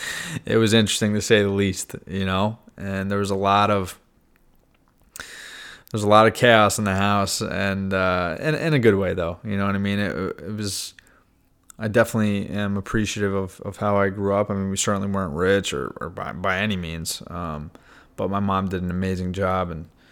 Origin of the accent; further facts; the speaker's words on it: New York, United States; I grew up in New York, about an hour north of the city